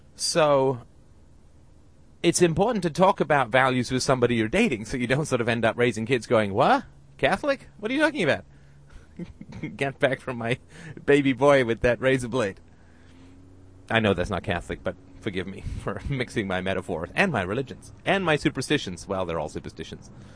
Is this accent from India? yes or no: no; United Kingdom; I'm British